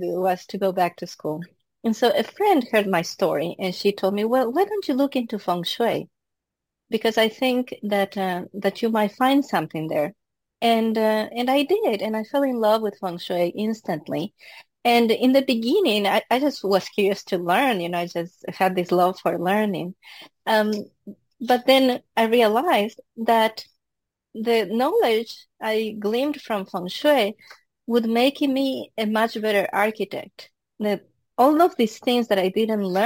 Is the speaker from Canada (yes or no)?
no; Quito, Pichincha, Ecuador; moved away; I was born in Quito, Ecuador